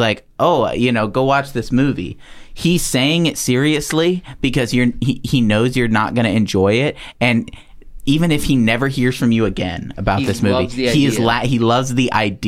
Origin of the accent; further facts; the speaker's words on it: the South, United States; born there; also born or lived in Pennsylvania; I was born in the South.